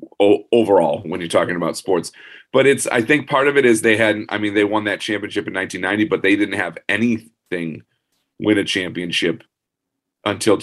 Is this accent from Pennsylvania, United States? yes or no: no; Ann Arbor, Michigan, United States; I grew up in Ann Arbor